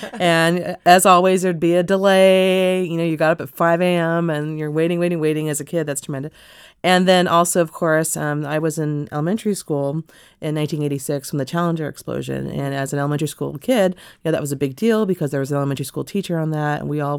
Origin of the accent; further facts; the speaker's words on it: Los Angeles, California, United States; now in Washington, D.C., United States; I grew up in L.A.